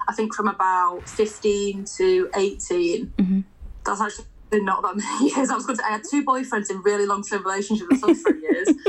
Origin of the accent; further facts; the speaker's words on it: Blackpool, North West England, United Kingdom; moved away as an adult; now in Manchester, United Kingdom; I'm now living in Manchester, but I'm originally from Blackpool.